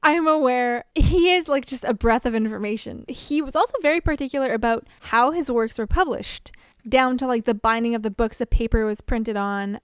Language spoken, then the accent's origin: English; Canada; we're Canadian